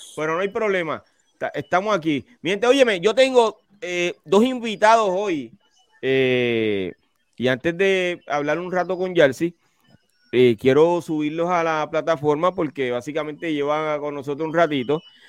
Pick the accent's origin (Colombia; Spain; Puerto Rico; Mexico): Puerto Rico; Carolina; soy de Carolina